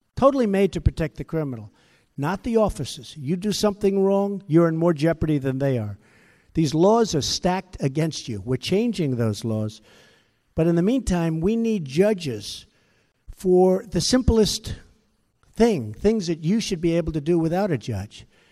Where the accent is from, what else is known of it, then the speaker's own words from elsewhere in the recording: Long Island, New York, United States; I grew up on Long Island